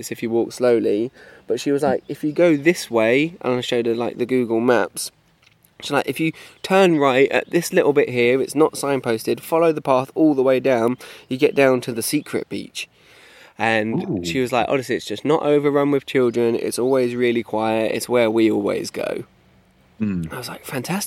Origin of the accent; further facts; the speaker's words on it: England, United Kingdom; I'm English